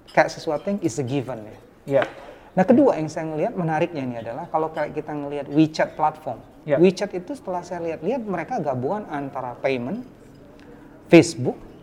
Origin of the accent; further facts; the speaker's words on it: Palembang, South Sumatra, Indonesia; saya orang Palembang